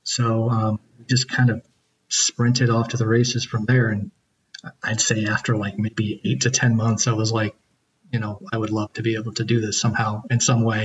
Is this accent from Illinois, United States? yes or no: yes; central Illinois, United States; moved away as an adult; now in Massachusetts, United States; I grew up in Illinois, like central Illinois in the middle of a cornfield, little towns of like hundreds of people.